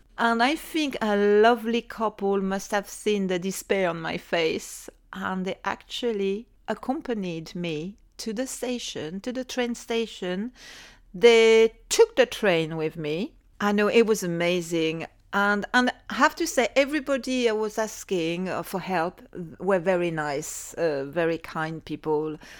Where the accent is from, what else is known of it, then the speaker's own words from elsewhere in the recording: Cruet, Auvergne-Rhône-Alpes, France; accent: Savoyard; English is a second language; moved away as an adult; also born or lived in Northern France / Médoc, France; now in London, United Kingdom; Describe my little village, what it was like.